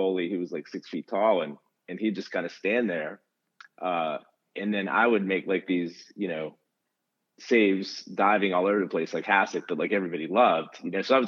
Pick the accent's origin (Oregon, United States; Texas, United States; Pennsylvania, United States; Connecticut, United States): Pennsylvania, United States; about an hour south of Pittsburgh; now in Pittsburgh, United States; I grew up about an hour south of Pittsburgh. Actually live in the city of Pittsburgh now, but grew up an hour south